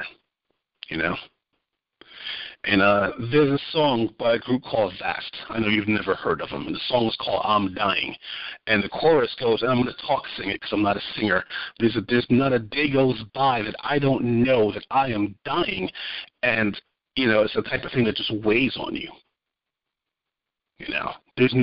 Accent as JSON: {"language": "English", "region": "New York", "country": "United States", "tie": "born or raised there", "moved": "yes", "said": "another friend who we grew up with back in New York"}